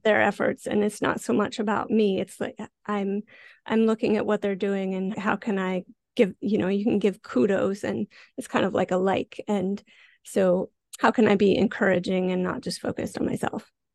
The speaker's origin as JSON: {"language": "English", "region": "Montana", "country": "United States", "tie": "born or raised there", "moved": "as an adult", "lives_now": "Vancouver, Canada", "said": "I grew up in Montana, uh, very rural area"}